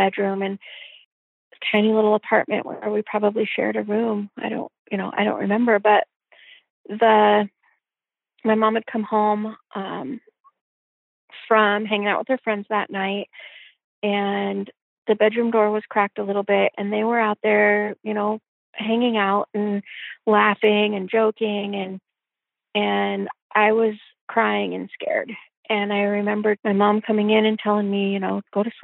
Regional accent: Olympia, Washington, United States; also born or lived in Yelm, Washington; I was born in Olympia, Washington in 1973, June 1973

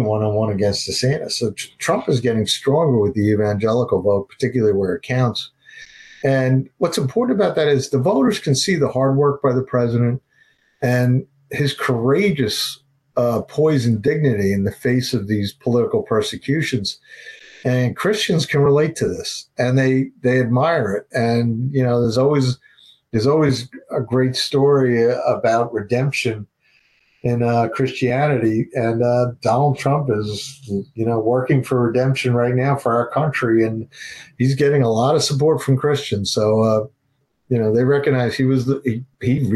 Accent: New York City, New York, United States; a New York Bronx Irish Catholic kid

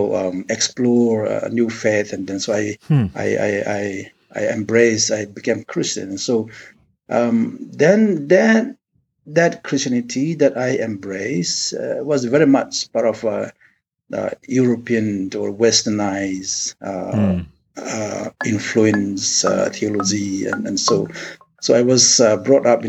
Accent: India; I was born and brought up in the Akuki primal religion. That is traditional religion, somewhat, although we are part of India

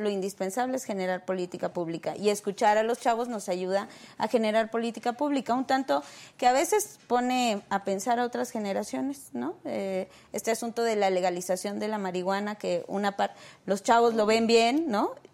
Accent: Azcapotzalco, Mexico City, Mexico; Este, escapo del Rosario.

